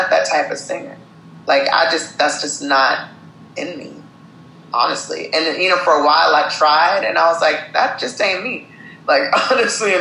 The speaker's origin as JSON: {"language": "English", "town": "Syracuse", "region": "New York", "country": "United States", "tie": "born or raised there", "moved": "yes", "lives_now": "California, United States", "said": "I was born in Syracuse, New York."}